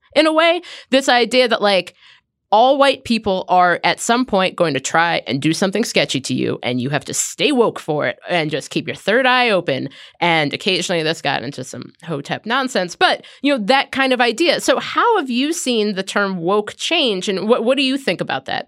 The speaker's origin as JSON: {"language": "English", "town": "Cincinnati", "region": "Ohio", "country": "United States", "tie": "born or raised there", "said": "I grew up in Cincinnati."}